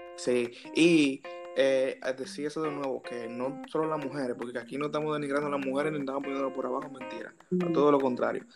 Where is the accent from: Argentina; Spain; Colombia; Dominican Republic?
Dominican Republic; Cotuí, Sánchez Ramírez; nosotros somos de Cotuí, entonces nosotros hablamos mucho de Cotuí. Entonces aquí en Cotuí es un pueblo chiquito